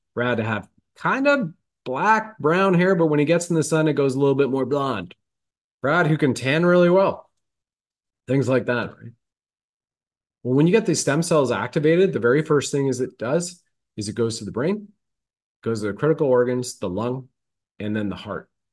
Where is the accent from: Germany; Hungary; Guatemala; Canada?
Canada; Ontario; I grew up in Canada in this lifetime, right? In Ontario.